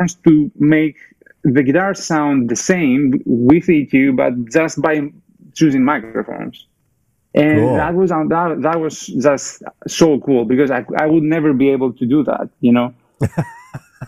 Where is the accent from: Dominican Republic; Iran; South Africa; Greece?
Greece; Athens, Attica; English is a second language; moved away as an adult; also born or lived in Germany / England / California; now in Bay Area, United States; I was born in Greece, in Athens, Greece. Like, I grew up there in the 80s and 90s